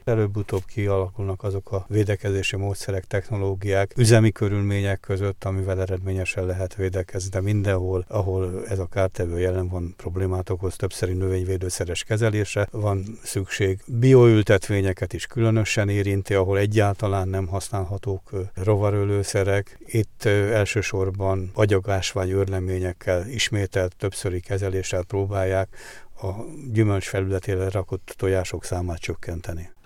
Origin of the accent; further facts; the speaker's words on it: Zala, Hungary; moved away; Ősszel szeptemberben Nyugat-Magyarországon, Zalában, szülőföldemen jártam